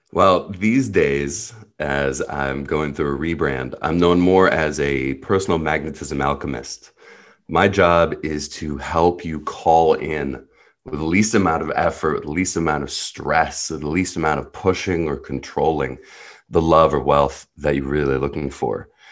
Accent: New Jersey, United States; first language Hebrew; English is a second language; also born or lived in Jerusalem, Israel; I was born in Jerusalem, Israel, grew up in New Jersey

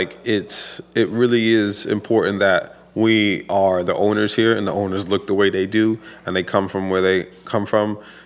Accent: Pawtucket, Rhode Island, United States; also born or lived in Providence, Rhode Island; originally I am from Providence, like born in Providence. We lived in Providence till I was 9. But we moved to Pawtucket when I was 10, and we literally just moved right down the road

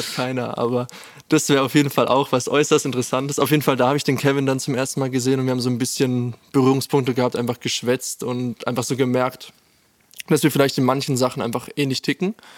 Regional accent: Landau, Rhineland-Palatinate, Germany; moved away as an adult; now in Furtwangen, Germany; ich komme nämlich aus Landau ursprünglich

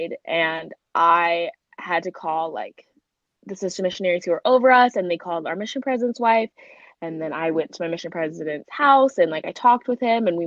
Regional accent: Mesa, Arizona, United States; I am from Mesa, Arizona.

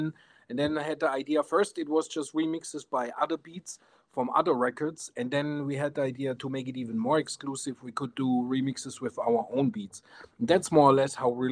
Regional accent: Bavaria, Germany; we're from Germany, so in the south of Germany

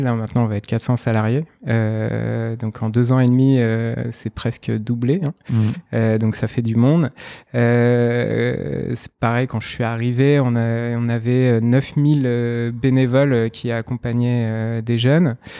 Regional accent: Nantes, Pays de la Loire, France; je suis originaire de Nantes

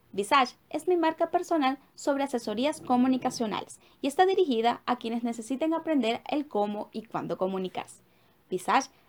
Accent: Venezuela; moved away; Soy una migrante venezolana, madre, hija, esposa, soñadora y emprendedora

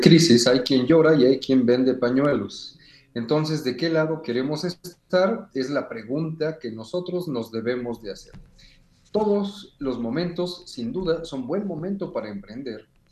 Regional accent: Mexico; aquí en nuestro país

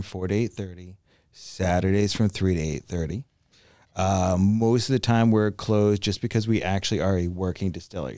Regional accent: Canada; also born or lived in Miami / Tampa Bay; now in Tampa, United States; I grew up in Canada

